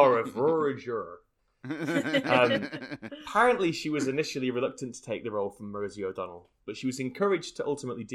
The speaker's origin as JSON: {"language": "English", "town": "Sheffield", "region": "Yorkshire and the Humber", "country": "United Kingdom", "tie": "born or raised there", "said": "The Full Monty, filmed in my hometown"}